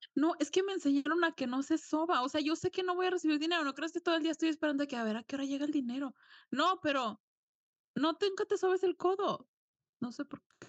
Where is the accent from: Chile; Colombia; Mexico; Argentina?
Mexico; yo nací en un pueblo y toda mi familia es de pueblo, entonces ya después me mudé